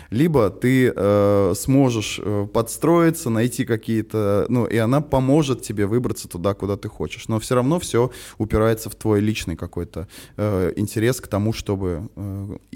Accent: Smolensk, Smolensk Oblast, Russia; now in Moscow, Russia; вот я почему уехал из Смоленска, потому что я понял, что э, мне не хватает вот энергии

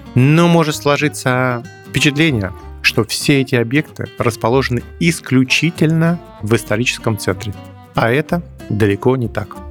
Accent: Moscow, Russia; Я родился и вырос в районе Текстильщики

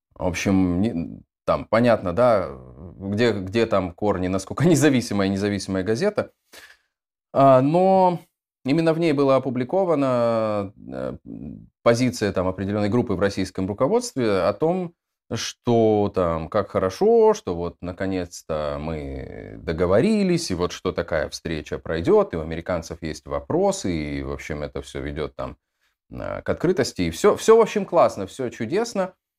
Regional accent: Dnestrovsk, Transnistria, Moldova; moved away as an adult; also born or lived in Tiraspol, Moldova / Odesa, Ukraine; я родился, в, если быть точным, в городе Днестровск в Молдове

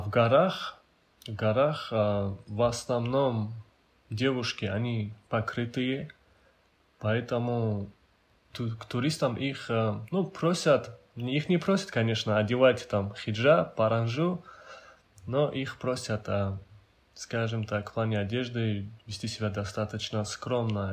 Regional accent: Hindakh, Dagestan, Russia; Родился я в селении Хиндах а, Гунибского района Республики Дагестан.

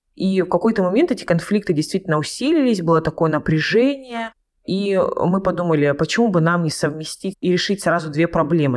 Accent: Krasnodar Krai, Russia; я родом с Кубани

